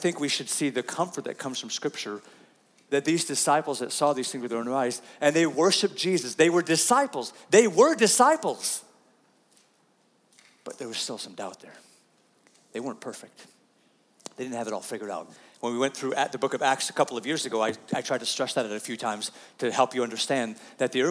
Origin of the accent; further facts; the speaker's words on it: United States; we typically as American people struggle with pretty good